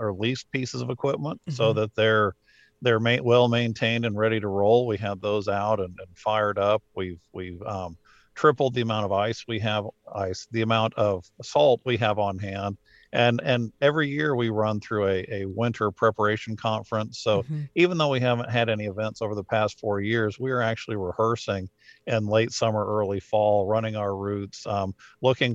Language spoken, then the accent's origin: English; Rocky Mountains, United States; now in Atlanta, United States; I grew up in the Rocky Mountains